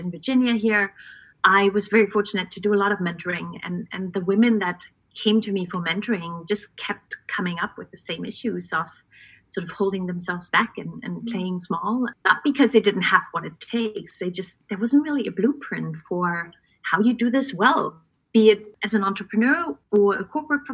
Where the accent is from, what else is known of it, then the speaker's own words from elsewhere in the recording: East Germany, Germany; Born and raised in East Germany behind the Iron Curtain back in the day.